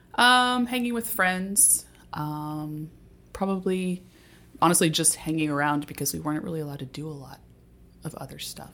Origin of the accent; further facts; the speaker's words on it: Texas, United States; also born or lived in Dallas, Texas / Houston, Texas / Grand Junction, Colorado; I grew up in Texas. My time was split between Dallas and Houston, but I was actually born in Grand Junction, Colorado